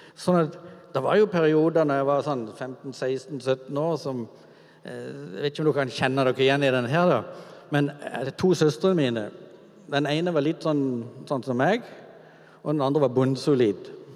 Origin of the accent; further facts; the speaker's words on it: Kvinesdal, Agder, Norway; min oppvekst er egentlig veldig sånn normal i gata hjemme i Kvinesdal med de gutta som bodde der.